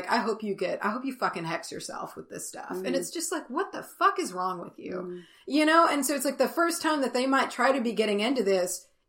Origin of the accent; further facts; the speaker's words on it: the Bible Belt, United States; and we grew up in the Bible Belt.